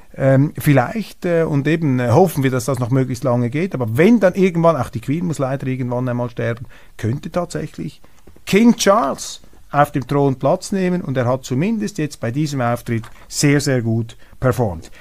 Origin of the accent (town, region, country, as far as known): Switzerland; accent: Swiss German-tinged Standard German